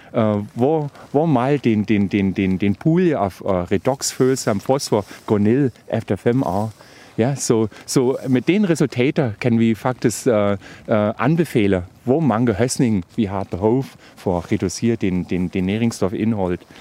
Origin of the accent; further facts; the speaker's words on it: Brandenburg, Germany; Danish is a second language; now in Denmark; jeg kommer fra Tyskland, og ja. øh, faktisk fra Brandenburg, og der har vi den øh, sandjord